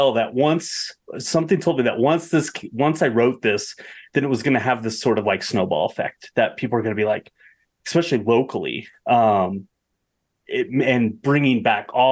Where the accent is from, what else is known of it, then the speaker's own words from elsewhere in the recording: Bosler, Wyoming, United States; I grew up in Bosler, which is 10 miles from Pat's ranch